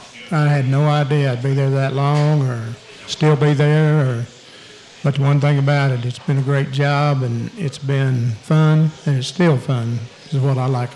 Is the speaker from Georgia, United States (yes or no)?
no; Crescent, Oklahoma, United States; moved away as an adult; now in El Paso, United States; I coached at my hometown Crescent for 3 years.